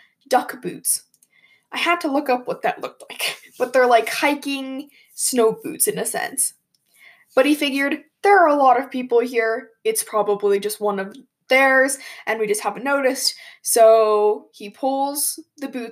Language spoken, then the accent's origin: English; Colorado, United States; I'm from Colorado, and if you didn't know, we like to ski, and we have mountains